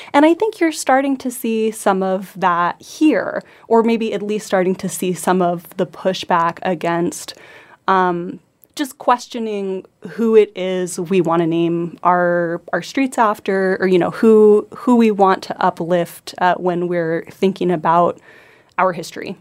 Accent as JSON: {"language": "English", "town": "Homer", "region": "Alaska", "country": "United States", "tie": "born or raised there", "said": "I grew up in Homer"}